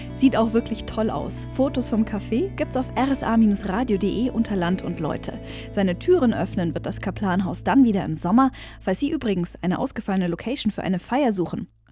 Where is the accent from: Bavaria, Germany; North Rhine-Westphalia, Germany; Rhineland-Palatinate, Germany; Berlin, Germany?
Bavaria, Germany; Allgäu; bei uns im Allgäu